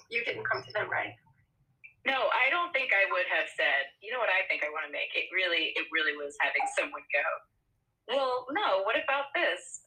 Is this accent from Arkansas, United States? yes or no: no; Austin, Texas, United States; I'm from Austin